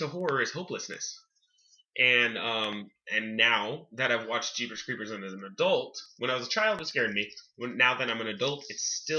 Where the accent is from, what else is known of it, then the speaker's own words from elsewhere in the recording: California, United States; moved away; also born or lived in Wyoming; I grew up living in California, and then I moved to Wyoming. So I watched this movie, and, okay, I lived in Wyoming from 1999 to 2004.